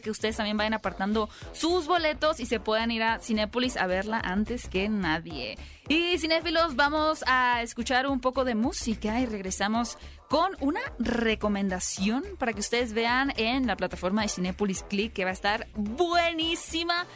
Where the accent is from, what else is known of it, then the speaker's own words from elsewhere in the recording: Hermosillo, Sonora, Mexico; soy de Hermosillo